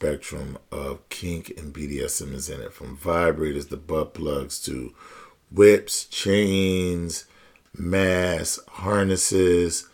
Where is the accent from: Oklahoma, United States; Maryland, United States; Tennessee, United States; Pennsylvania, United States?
Pennsylvania, United States; also born or lived in Philadelphia; my home state of Pennsylvania. I live in Philadelphia